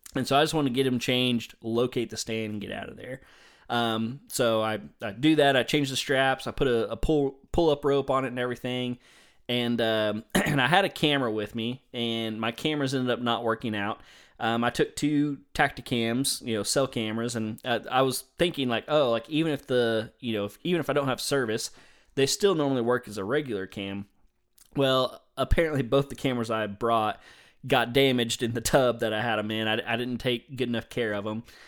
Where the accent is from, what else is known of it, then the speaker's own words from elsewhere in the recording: the South, United States; I'm a Southerner